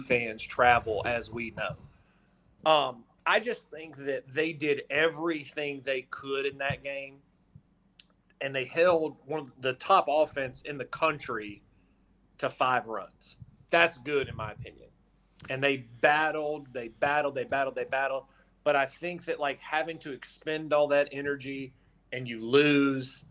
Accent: North Carolina, United States; I'm from North Carolina

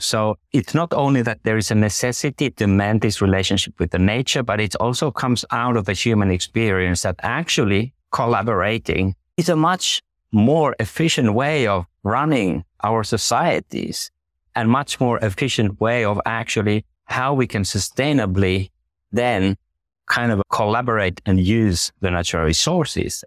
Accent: Finland

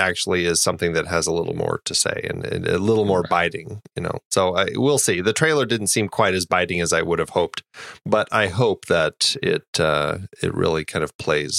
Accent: Colorado, United States; I'm from Colorado

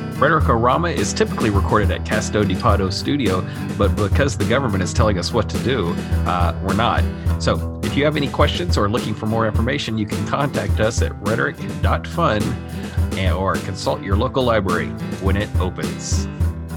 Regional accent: United States; I'm an American

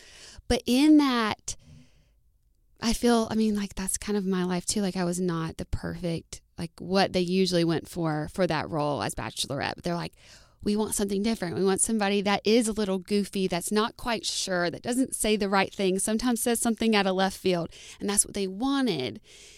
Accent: Indiana, United States; oh, I know all these people, I watch them all the time, and I'm from Indiana?

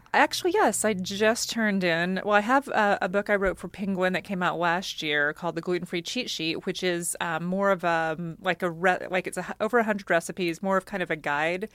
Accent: United States; moved away; also born or lived in Oklahoma / Texas; I grew up, you know, in Oklahoma and Texas, and I'm Cajun

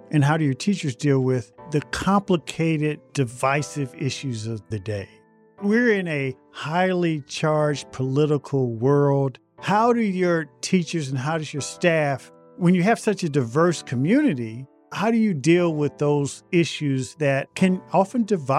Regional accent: Indianapolis, Indiana, United States; And as you know, I grew up in Indianapolis.

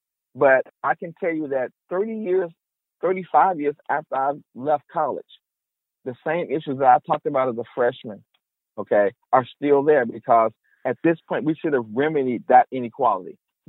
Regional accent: Chicago, Illinois, United States; moved away as an adult; I'm a Chicagoan. I'm a Chicago kid. No matter where I go, all my life, people ask me, where am I from? I haven't lived in Chicago since I was 18 years old, really. I am a Chicagoan, okay? That's who I am. I'm a Black Chicagoan.

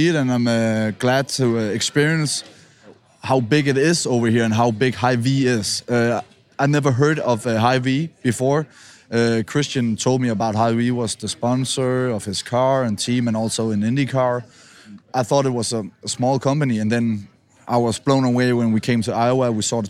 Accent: Denmark; English is a second language; moved away; I'm from Denmark

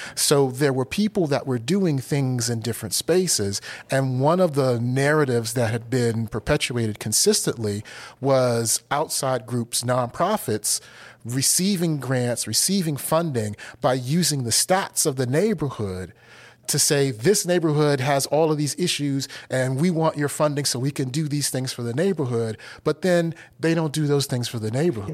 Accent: Washington, District of Columbia, United States; also born or lived in Pittsburgh, Pennsylvania; now in Asheville, United States; I grew up in Washington, D C

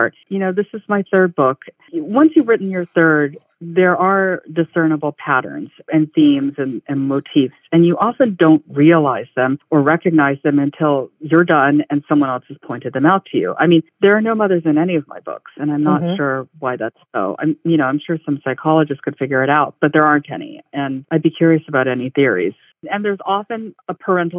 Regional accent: Hawaii, United States; I am a fourth generation resident

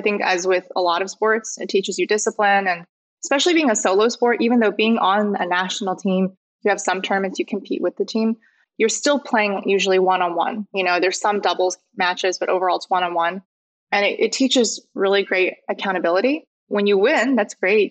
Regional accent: Overland Park, Kansas, United States; moved away; I grew up on the Kansas side, Kansas City in the suburbs

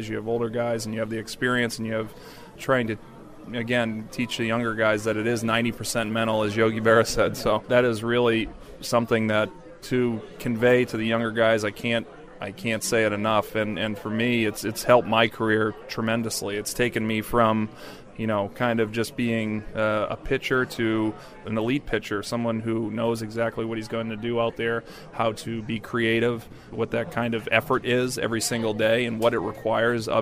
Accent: Boston, Massachusetts, United States; I grew up in Boston

